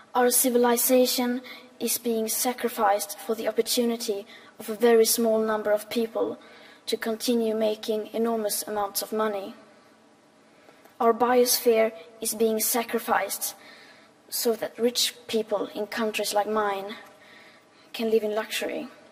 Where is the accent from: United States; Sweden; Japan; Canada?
Sweden; I am 15 years old and I'm from Sweden